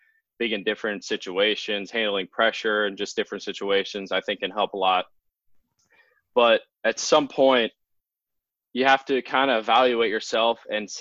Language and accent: English; 40 minutes from Reading, Pennsylvania, United States; my hometown is 40 minutes away from Reading.